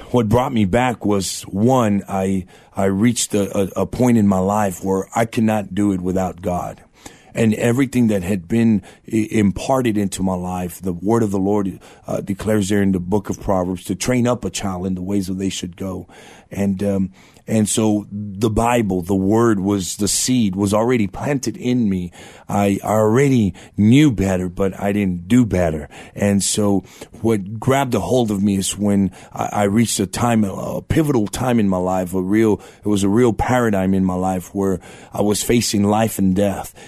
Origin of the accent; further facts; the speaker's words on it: Eagle Pass, Texas, United States; now in San Antonio, United States; born in Eagle Pass, Texas, border town down in South Texas